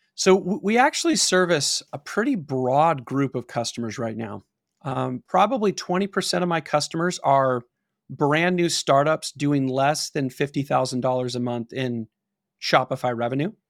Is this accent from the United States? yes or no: yes; Pasadena, California, United States; I grew up in Pasadena, which is outside of Los Angeles